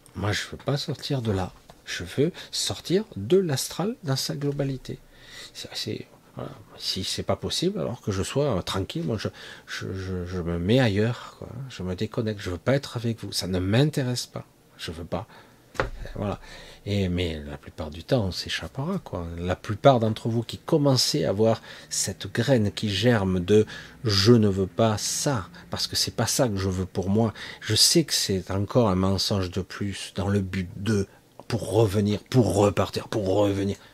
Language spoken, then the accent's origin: French; France; en tant que Français